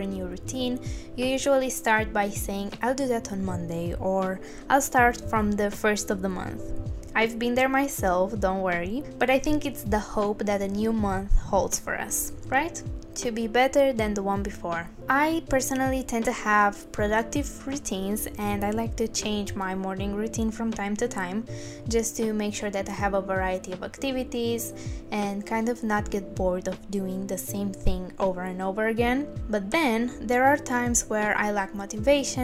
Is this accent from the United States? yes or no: no; Bucharest, Romania; now in United Kingdom; I was born in Bucharest, Romania